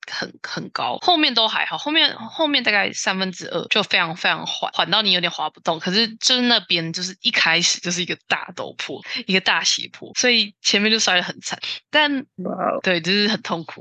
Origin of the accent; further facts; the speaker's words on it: Taiwan; 我们台湾人